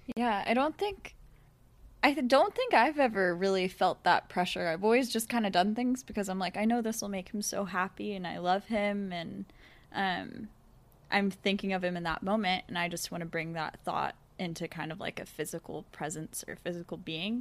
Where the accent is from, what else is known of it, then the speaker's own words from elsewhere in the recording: United States; growing up in America